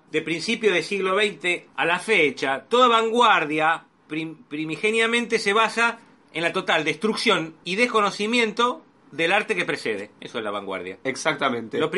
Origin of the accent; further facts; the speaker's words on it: Argentina; Soy un eh, argentino típico.